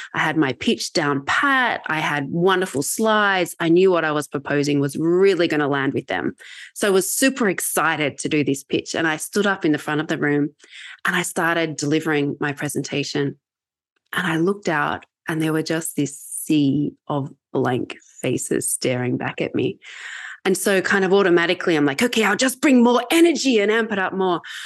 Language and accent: English; Australia; accent: Australian; moved away; I'm Australian